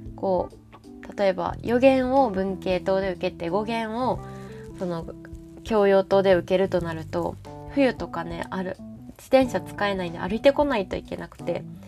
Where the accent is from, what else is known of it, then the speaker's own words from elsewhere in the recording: Kansai, Japan; accent: Kansai dialect; 私もともと関西人